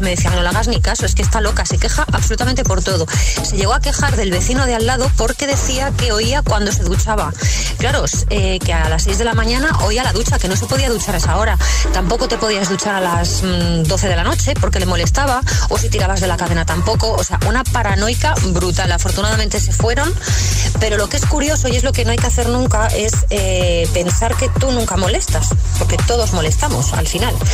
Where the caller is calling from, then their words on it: Valencia, Valencian Community, Spain; Hola, buenos días, agitador. … de Valencia.